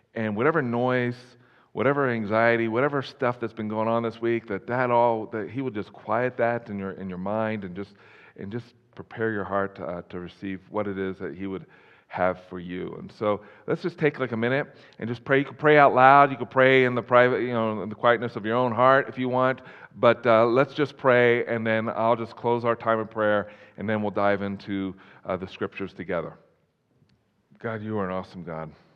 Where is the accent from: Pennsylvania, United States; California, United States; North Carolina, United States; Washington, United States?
Pennsylvania, United States; Philadelphia; moved away as an adult; also born or lived in Colorado; now in Wyoming, United States; I'm originally from the Philadelphia area